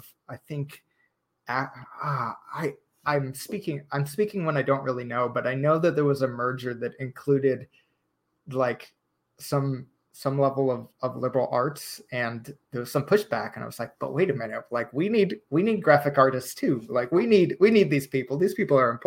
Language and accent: English; Chicago, Illinois, United States; moved away as an adult; also born or lived in Texas; now in College Station, United States; I'm actually from Chicago